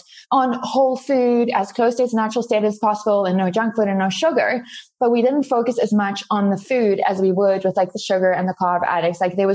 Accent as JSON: {"language": "English", "country": "South Africa", "first_language": "Afrikaans", "second_language": "English", "moved": "yes", "lives_now": "United States", "said": "Afrikaans, which is my native language"}